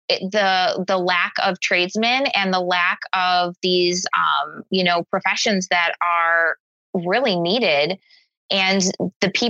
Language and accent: English; Chicago, Illinois, United States; Chicago, I, born and raised.